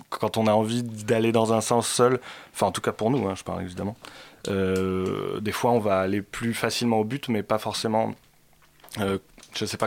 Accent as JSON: {"language": "French", "town": "Paris", "region": "Île-de-France", "country": "France", "said": "Non, non, on est parisien aussi, ouais."}